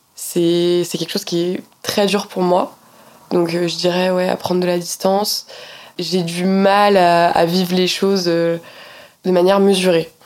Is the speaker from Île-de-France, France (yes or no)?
yes; Poissy, Île-de-France, France; moi j'ai grandi en Île-de-France, à Poissy